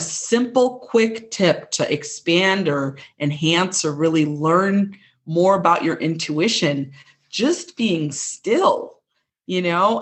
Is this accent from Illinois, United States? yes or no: yes; Chicago, Illinois, United States; accent: Midwestern; I was born and raised in, in a suburb of Chicago, Illinois. You can kind of hear my Midwestern accent